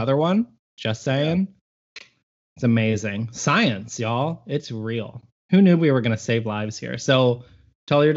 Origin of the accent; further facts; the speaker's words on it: Harper, Texas, United States; in my hometown. If you're ever driving through Harper, Texas